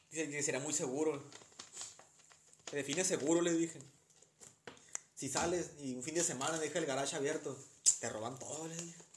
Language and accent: Spanish; Sinaloa, Mexico; ¿De dónde eres? De, Sinaloa.